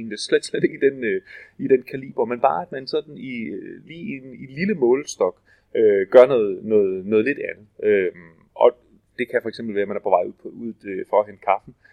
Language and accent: Danish; Denmark; jeg kommer fra, fra Danmark.